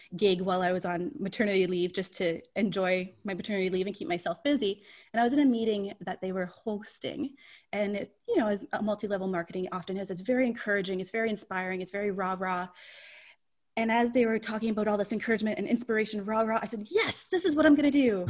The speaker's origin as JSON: {"language": "English", "town": "St. Catharines", "region": "Ontario", "country": "Canada", "tie": "born or raised there", "also_born_or_lived": "Toronto area", "said": "I've born and raised in St. Catharines"}